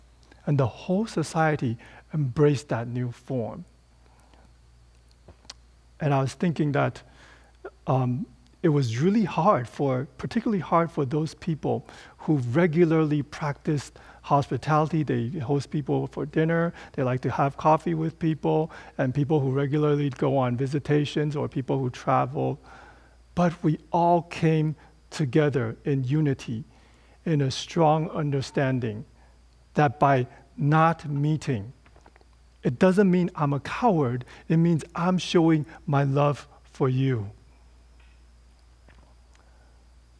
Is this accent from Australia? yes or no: no; Taipei, Taiwan; So Taipei, my hometown, it has 5.5 million people